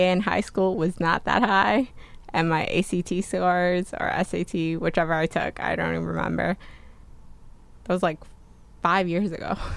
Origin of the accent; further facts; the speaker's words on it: New Jersey, United States; moved away as an adult; also born or lived in Pasadena, California; now in California, United States; I came from New Jersey and I didn't know where I wanted to go to college yet, but I knew for sure I didn't want to live in New Jersey anymore